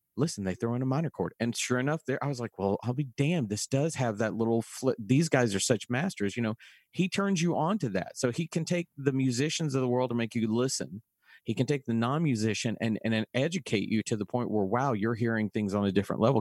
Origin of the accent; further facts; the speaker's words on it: Dallas, Texas, United States; growing up in Dallas